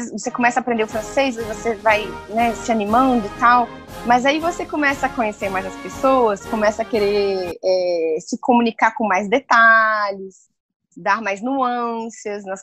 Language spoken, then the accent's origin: Portuguese; Brasília, Federal District, Brazil; De Brasília. Sou de Brasília.